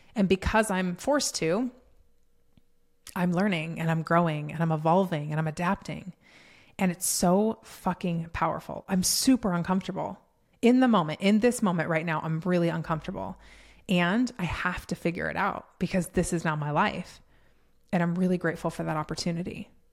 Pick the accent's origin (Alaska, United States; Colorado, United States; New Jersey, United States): Colorado, United States; moved away as an adult; now in Texas, United States; I was born and raised in Colorado, born there, lived there my entire life